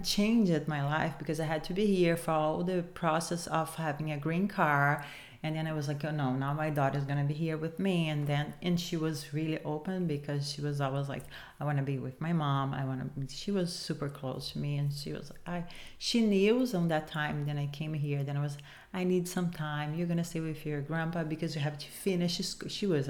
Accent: Los Angeles, California, United States; And we grew up together in Los Angeles.

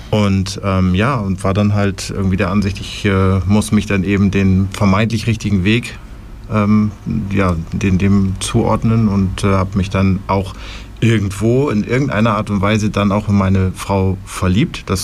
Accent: Germany; moved away as an adult; now in Bern, Switzerland; Ich komme ursprünglich aus Deutschland, wie man hören kann.

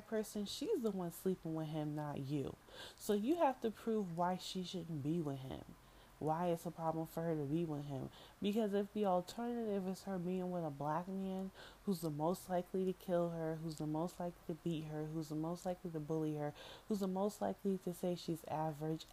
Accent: New York City, New York, United States; I'm from the Bronx

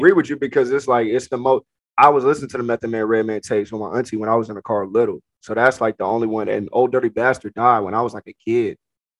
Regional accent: West Coast, United States; I'm from the West Coast

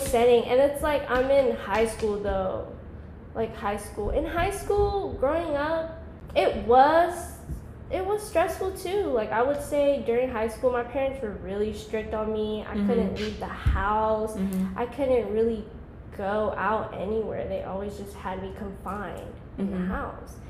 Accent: Covington, Georgia, United States; also born or lived in California / Cambodia (parents); I was born in Cali. My parents are from Cambodia. I've been living in Georgia since I was like 6 years old. I'm 22 now, so that's like, it's been a minute. So basically, I'm raised in Georgia. I was like growing up in Covington, small town.

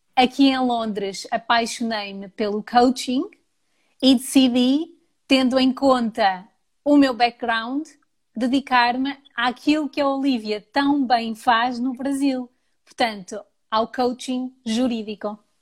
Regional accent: Portugal; now in London, United Kingdom; Sou portuguesa

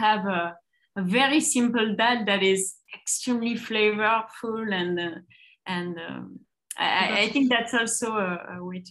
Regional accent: Basque Country, Spain; at least I grew up in the Basque Country, which is between France and Spain, where people really can eat cold cuts 3 times a day.

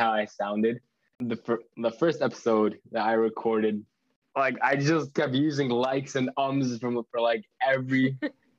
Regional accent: Northern New Jersey, United States; I am from Northern New Jersey.

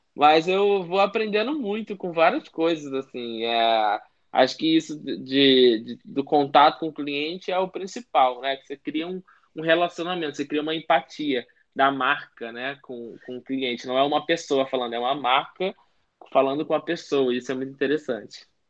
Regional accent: Rio de Janeiro, Brazil; só eu sou do Rio

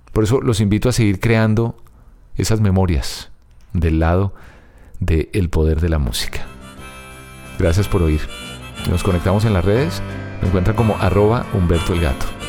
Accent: Bogotá, Colombia; Niza Antigua, que fue, así se llama el barrio donde yo nací y crecí

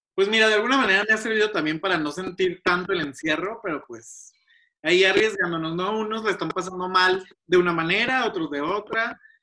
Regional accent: Mexico; Somos México, somos un país latinoamericano

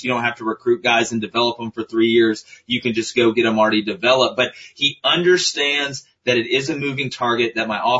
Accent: Auburn, Alabama, United States; I was born in Auburn

